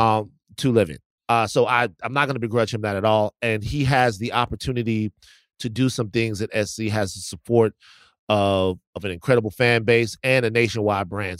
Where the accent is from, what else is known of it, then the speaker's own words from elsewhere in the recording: Baton Rouge, Louisiana, United States; moved away; I'm not from New Orleans, I'm from Baton Rouge.